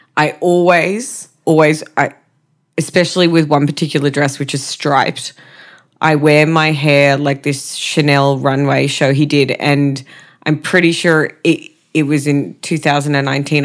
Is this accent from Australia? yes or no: yes; Australia; we're Australian.